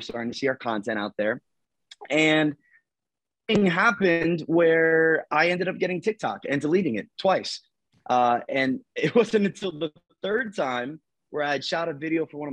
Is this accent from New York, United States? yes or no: no; Delaware, United States; I'm from Delaware and we have a team and brokerage out of Milford.